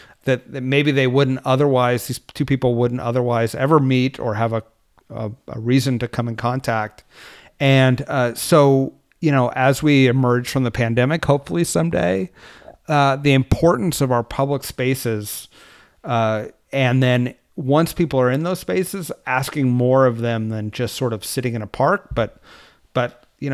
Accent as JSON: {"language": "English", "region": "California", "country": "United States", "lives_now": "Washington, D.C., United States", "said": "And because I was from California, it was often too hot or too cold or just not fun to run."}